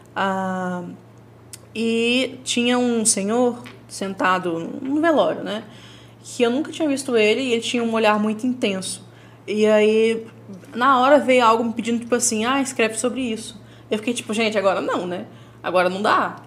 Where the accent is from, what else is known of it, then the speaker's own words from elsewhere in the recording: São Paulo, Brazil; Minha família é toda do Nordeste, só bem dizer eu que sou, sou de São Paulo.